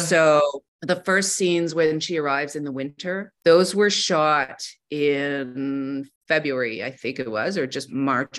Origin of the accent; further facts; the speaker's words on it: Montreal, Quebec, Canada; I am from Montreal and and I have kids there